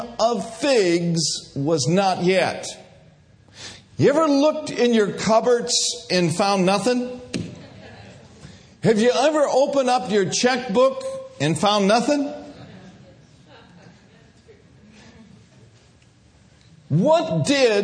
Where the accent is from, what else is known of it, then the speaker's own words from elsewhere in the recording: Minneapolis, Minnesota, United States; I grew up in Minneapolis, Minnesota, grew up a little Catholic boy